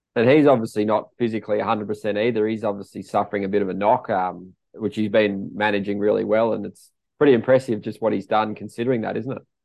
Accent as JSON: {"language": "English", "country": "Australia", "said": "us being Aussies"}